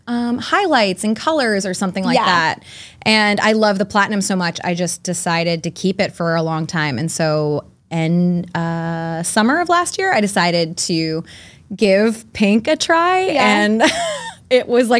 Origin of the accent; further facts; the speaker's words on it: New Hampshire, United States; born there; also born or lived in London, United Kingdom / Virginia; But military brat right here. So we've been, we lived outside of London for a bit. We lived in Virginia for a bit and then a few places in New Hampshire.